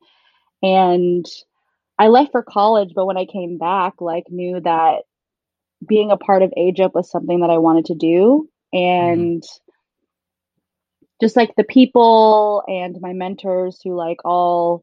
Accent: Seattle, Washington, United States; I was born and raised in Seattle

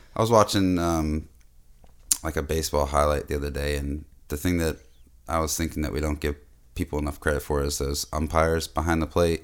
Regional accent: Boston, Massachusetts, United States; moved away; was born in Boston, but it's not like I'm, uh, really a city, city boy

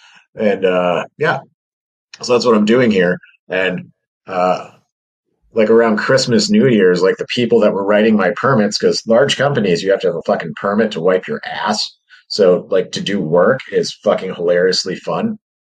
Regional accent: Midwest, United States; now in western New York, United States; I'm from the Midwest.

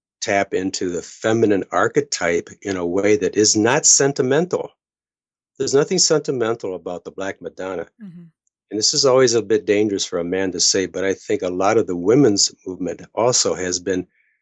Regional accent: United States; as an American

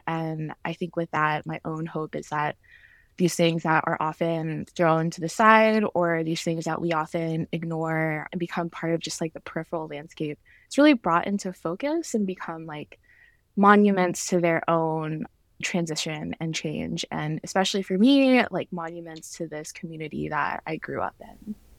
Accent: Atlanta, Georgia, United States; moved away; I am originally from Georgia, uh, grew up there, was raised there

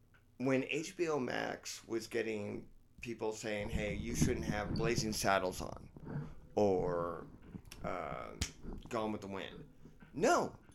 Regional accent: Ireland; I think Northern Ireland should be part of Ireland. That's just my belief because I'm Irish.

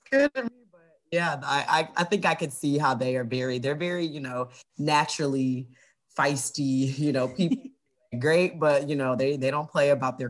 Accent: the South, United States; now in Cincinnati, United States; I'm from the South, so everybody eats mac and cheese. That's what we grew up on.

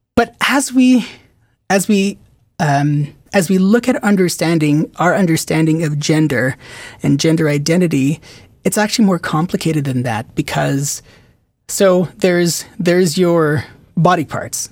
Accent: Philippines; moved away; also born or lived in Qatar / Richmond / Toronto; I grew up in, I was born in the Philippines. I lived in Qatar for, for five and a half, I think, or six years

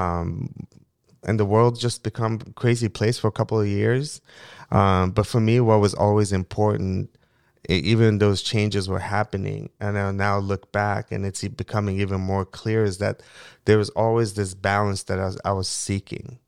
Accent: Mongolia; English is a second language; also born or lived in Moscow, Russia / Falls Church, Virginia, United States; now in United States; a young boy growing up in Mongolia

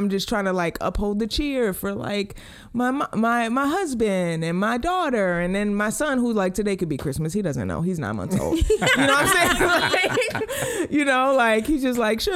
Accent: Baltimore, Maryland, United States; moved away; we're from Baltimore

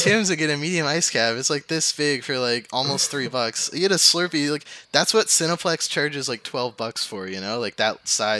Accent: Ontario, Canada; now in Halifax, Canada; growing up in Ontario

